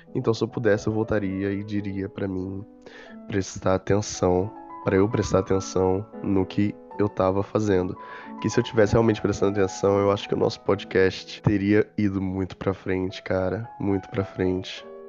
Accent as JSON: {"language": "Portuguese", "region": "interior of São Paulo", "country": "Brazil", "said": "Sou do interior de São Paulo, sou caipirão mesmo"}